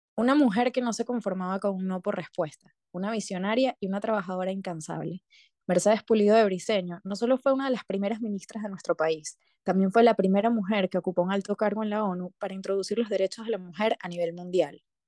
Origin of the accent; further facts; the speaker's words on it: Venezuela; moved away; desde que vivimos fuera somos más venezolanas que nadie